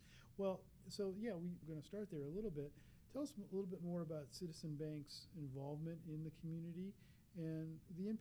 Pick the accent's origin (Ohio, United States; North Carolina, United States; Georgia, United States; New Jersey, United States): Ohio, United States; Cleveland; I grew up in Cleveland